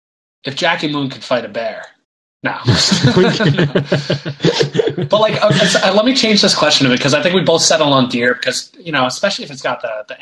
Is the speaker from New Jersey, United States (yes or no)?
yes; New Jersey, United States; I am from New Jersey.